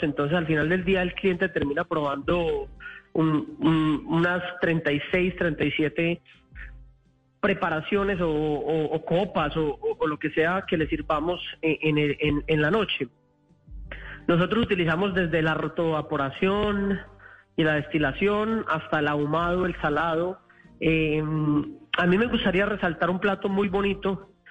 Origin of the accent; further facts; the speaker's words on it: Colombia; now in Washington, United States; como colombianos